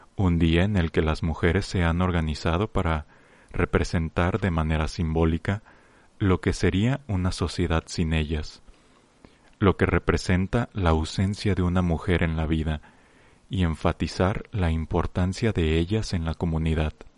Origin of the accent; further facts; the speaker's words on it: Mexico; como miembros de una gran nación, como mexicanos que somos